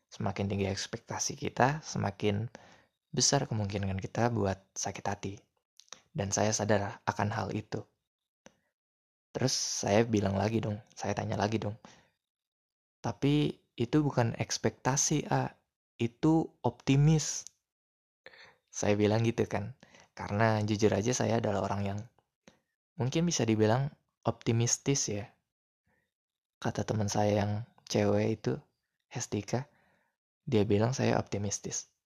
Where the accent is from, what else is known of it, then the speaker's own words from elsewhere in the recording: West Java, Indonesia; saya bilangnya AA karena kami orang Sunda jadi bilang